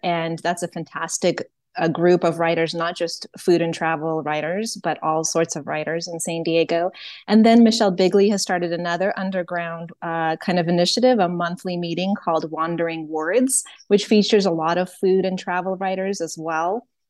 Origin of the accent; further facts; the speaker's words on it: Ukraine; also born or lived in Soviet Union; now in United States; I am originally from Ukraine